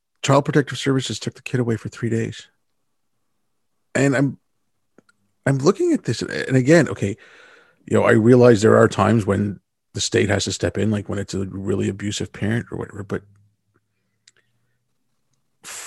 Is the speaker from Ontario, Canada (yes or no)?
no; Montreal, Quebec, Canada; I'm in Montreal right now.